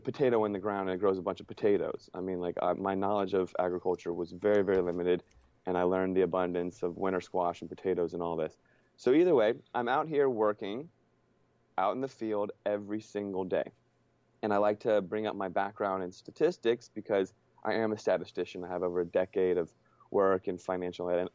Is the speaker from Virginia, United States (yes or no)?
yes; just outside Washington, D.C. in Virginia, United States; moved away as an adult; also born or lived in San Diego / Northern California; I grew up just outside Washington, D.C. in Virginia